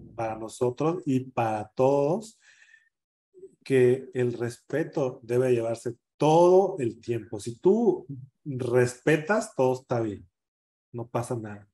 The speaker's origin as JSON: {"language": "Spanish", "town": "San Jerónimo", "region": "Guerrero", "country": "Mexico", "tie": "born or raised there", "also_born_or_lived": "Acapulco / Mexico City", "moved": "as an adult", "lives_now": "Denver, United States", "said": "cuando yo salí del pueblo, cuando fui a Acapulco, cuando yo me definí, dije, jamás, jamás vuelvo a pisar San Jerónimo"}